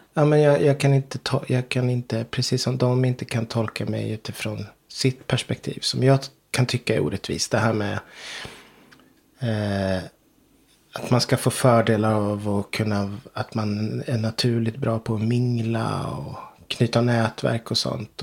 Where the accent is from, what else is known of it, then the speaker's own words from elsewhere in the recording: Ryda, Sweden; moved away as an adult; now in Knesta, Sweden; Trots att jag känner mig som Rydabo mm. fortfarande. Jag kommer från Ryda